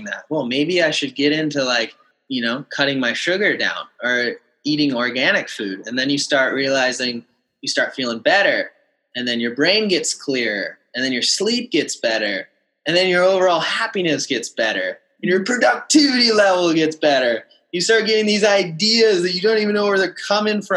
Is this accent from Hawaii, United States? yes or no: yes; Kauai, Hawaii, United States; growing up on Kauai and in Hawaii